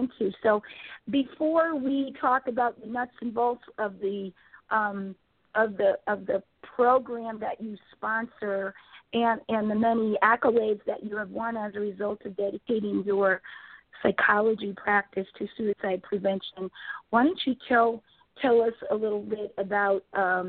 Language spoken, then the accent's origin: English; Connecticut, United States; my home state of Connecticut